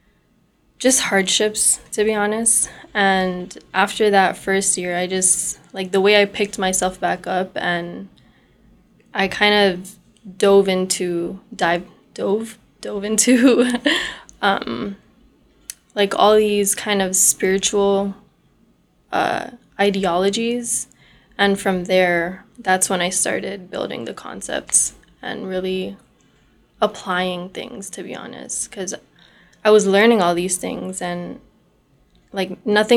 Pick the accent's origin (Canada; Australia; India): Canada; Brampton, Ontario; I grew up, born and raised in Brampton, Ontario